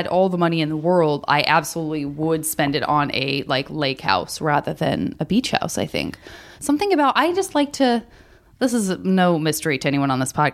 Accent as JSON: {"language": "English", "region": "Arizona", "country": "United States", "tie": "born or raised there", "said": "I grew up in Arizona"}